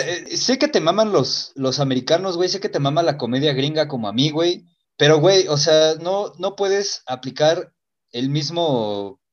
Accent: Mexico; Para nosotros los mexicanos

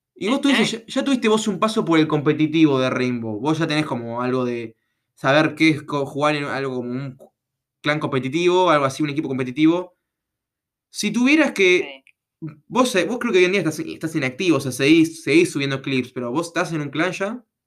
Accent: Buenos Aires Province, Argentina; yo soy de Capital, digo, yo soy provincia

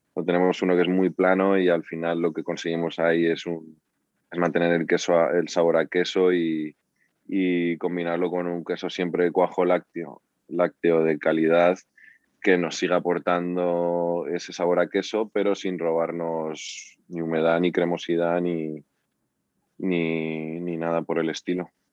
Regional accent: Spain; cómo somos los españoles

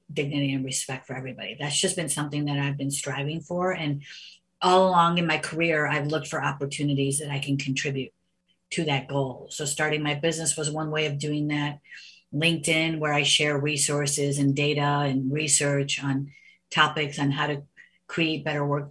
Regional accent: United States; growing up as the only Indian family in an all Italian neighborhood

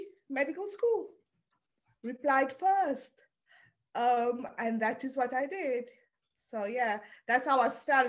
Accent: Cape Town, Western Cape, South Africa; first language Afrikaans; English is a second language; moved away as an adult; also born or lived in Preston, England / Leeds, England; now in London, United Kingdom; I was born in South Africa, in Cape Town, grew up there

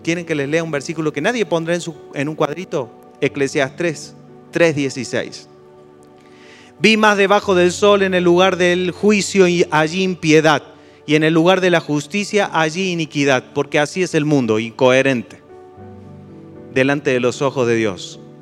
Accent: Argentina; yo me siento argentino, pero es una casualidad que sea argentino

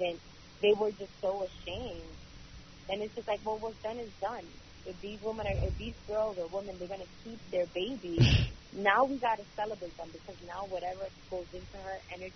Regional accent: New York City, New York, United States; I grew up in Brooklyn, East New York

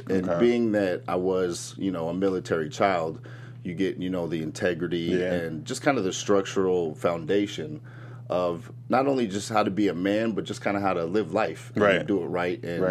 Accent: Iowa City, Iowa, United States; I was born in Iowa City, Iowa

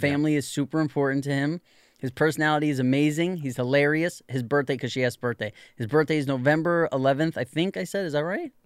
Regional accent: New York, United States; growing up in New York

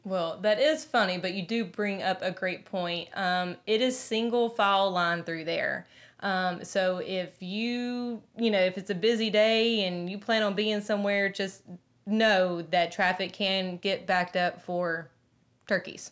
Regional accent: Middle Tennessee, United States; growing up in Middle Tennessee, it was such a quick trip for our family

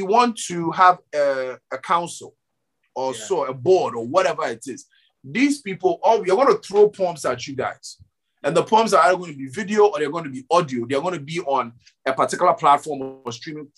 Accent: Ghana; for me as a Ghanaian

